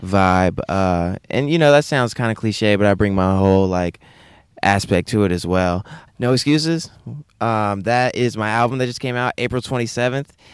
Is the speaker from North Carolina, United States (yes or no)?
yes; Wake Forest, North Carolina, United States; also born or lived in Raleigh; I was born in Raleigh, raised in Wake Forest